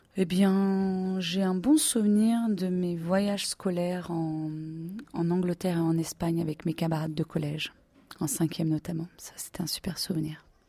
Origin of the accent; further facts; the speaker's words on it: France; moved away as an adult; now in Hamburg, Germany; Je suis française